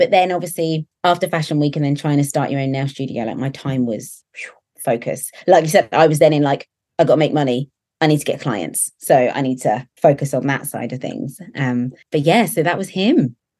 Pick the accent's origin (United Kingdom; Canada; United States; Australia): United Kingdom; Basingstoke, South East England; So I've always lived in the same little town. It's a little town called Basingstoke, um, about an hour from London